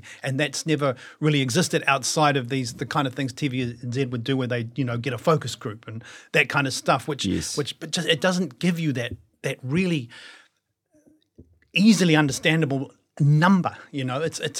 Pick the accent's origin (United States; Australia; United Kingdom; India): United Kingdom; London; born there; And I was born in London. And so there was going to be no problems for me working there.